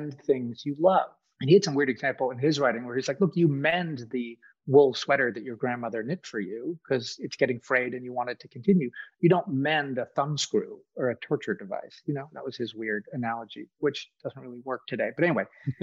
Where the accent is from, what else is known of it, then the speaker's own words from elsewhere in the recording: Boston, Massachusetts, United States; now in Kentucky, United States; I grew up in Boston, where almost no one I know has a gun. I live in Kentucky